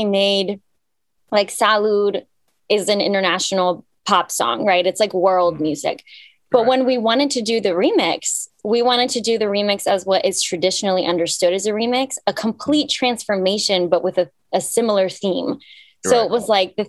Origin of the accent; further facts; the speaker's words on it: Cyprus; now in Atlanta, United States; I was born in Cyprus, which is in the Mediterranean